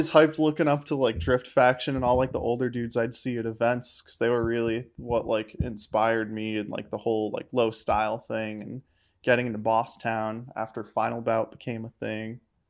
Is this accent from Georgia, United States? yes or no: no; Kinderhook, New York, United States; Outside of Albany, New York.